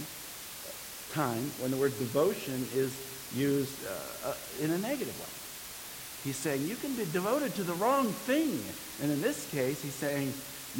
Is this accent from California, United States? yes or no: yes; California, United States; this great state of ours, my home state